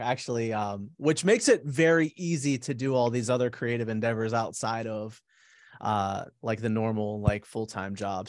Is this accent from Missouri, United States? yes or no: no; Pittsburgh, Pennsylvania, United States; now in Charlotte, United States; I'm originally from Pittsburgh. I, uh, I was born and raised there